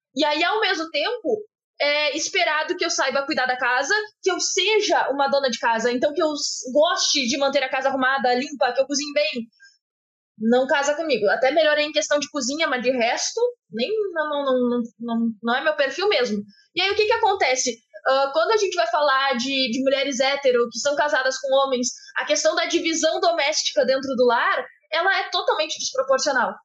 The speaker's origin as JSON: {"language": "Portuguese", "country": "Brazil", "said": "somos brasileiros"}